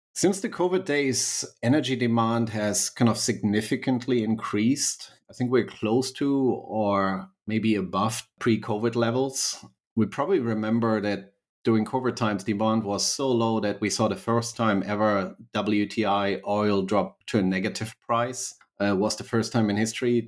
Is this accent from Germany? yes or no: yes; Berlin, Germany; accent: slight German; English is a second language; moved away as an adult; also born or lived in United States; I was born and raised in Berlin, Germany, so a mighty, uh, slight German accent.